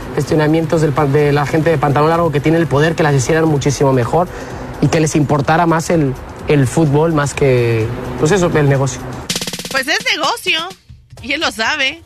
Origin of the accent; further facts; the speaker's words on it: Mexico; mi país